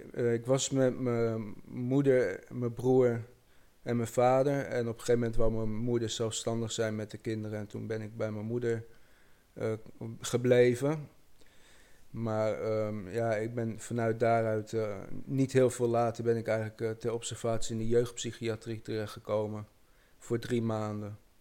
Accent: Amersfoort, Utrecht, Netherlands; ik kom uit Amersfoort

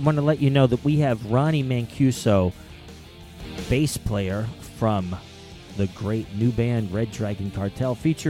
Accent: Jersey City, New Jersey, United States; born or raised there

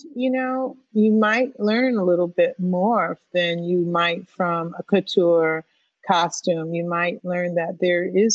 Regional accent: Springfield, Massachusetts, United States; moved away; I'm from Springfield, Massachusetts.

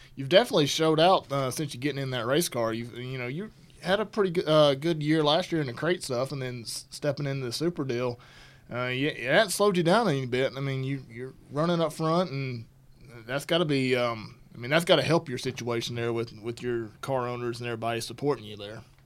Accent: Alabama, United States; moved away; I'm from Alabama

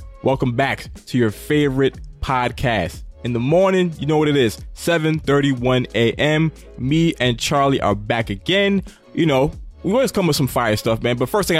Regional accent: Jamaica; I'm a Jamaican.

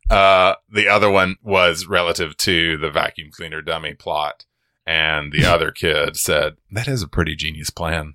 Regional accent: Georgia, United States; I'm from Georgia

